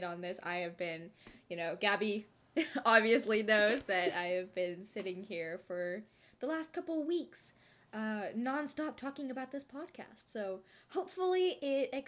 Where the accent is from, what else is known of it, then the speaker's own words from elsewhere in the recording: Bay Area, California, United States; We are both from California, the Bay Area